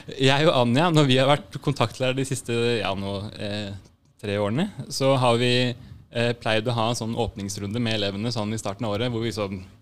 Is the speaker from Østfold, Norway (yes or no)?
no; Drammen, Buskerud, Norway; moved away; also born or lived in Bergen / Lillehammer / Rælingen; Så jeg er fra Drammen